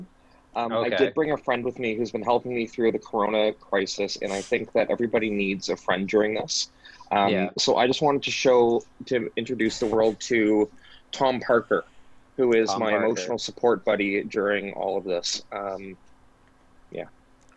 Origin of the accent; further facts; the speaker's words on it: Toronto, Ontario, Canada; also born or lived in Thornhill; I was born and raised in Toronto with a little bit of a spurt living in Thornhill.